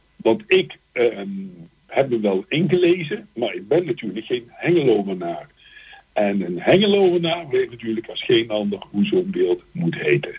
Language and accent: Dutch; Eindhoven, North Brabant, Netherlands; ik kom dus uit Eindhoven